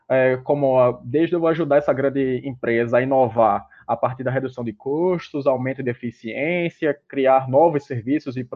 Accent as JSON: {"language": "Portuguese", "town": "Recife", "region": "Pernambuco", "country": "Brazil", "lives_now": "São Paulo, Brazil", "said": "é, sou recifense é, também, mas hoje em dia eu moro em São Paulo, né?"}